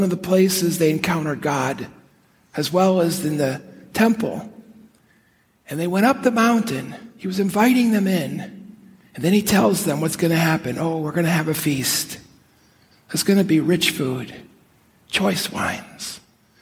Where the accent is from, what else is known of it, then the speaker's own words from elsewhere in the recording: Chicago, Illinois, United States; I grew up in Chicago